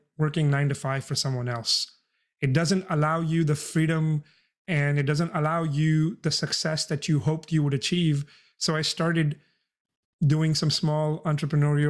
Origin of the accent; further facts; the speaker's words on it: India; moved away as an adult; now in San Antonio, United States; I'm an immigrant. I came from India when I turned 18